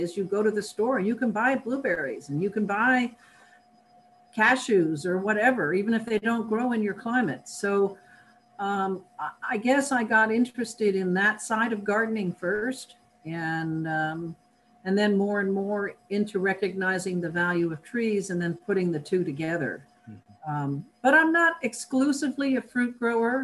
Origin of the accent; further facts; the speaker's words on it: New York, United States; moved away; I grew up in New York State